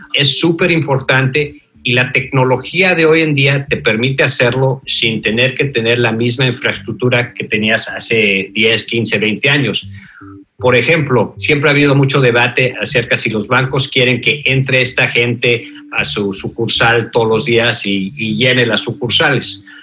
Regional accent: Mexico City, Mexico; moved away as an adult; also born or lived in Denver, Colorado / Virginia; now in United States; Yo nací en, la Ciudad de México, me crié en México, este, como decimos en la Ciudad de México, Chilangos

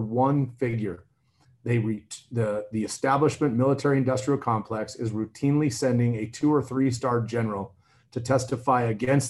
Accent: Idaho, United States; I come from Idaho

